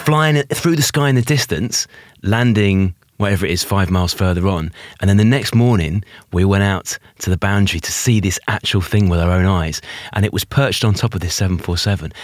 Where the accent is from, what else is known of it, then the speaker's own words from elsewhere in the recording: United Kingdom; even in the U K